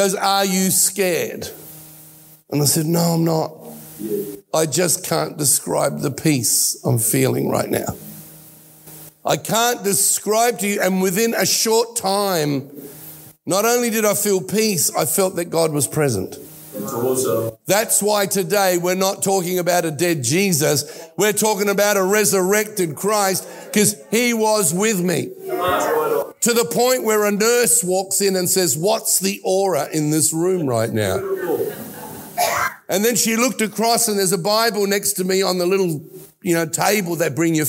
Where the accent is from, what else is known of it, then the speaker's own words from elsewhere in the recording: Australia; accent: Australian; also born or lived in Italy; he came to Australia from Italy with us, with me. I'm an only child, in 1960. I was 4 years old, and I have taken on the accent of Australia